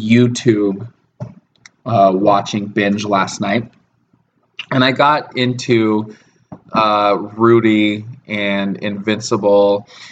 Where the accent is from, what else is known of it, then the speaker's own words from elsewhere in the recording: United States; I'm not from the Seattle area at first. I was born and raised about 300 miles from Seattle.